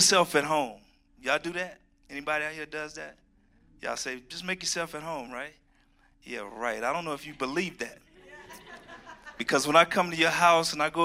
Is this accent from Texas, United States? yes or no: yes; Houston, Texas, United States; also born or lived in Georgia; now in Colorado, United States; I'm from Texas, Houston, Texas, where we see snow once every 100 years